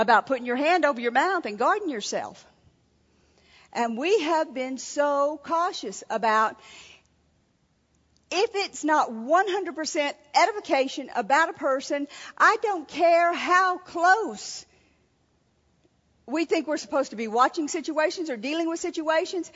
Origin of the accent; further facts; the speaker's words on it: Louisiana, United States; We were raised in Louisiana